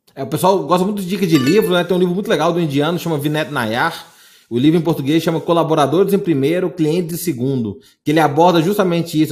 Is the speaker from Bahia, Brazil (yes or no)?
no; interior of Minas Gerais, Brazil; sou do interior de Minas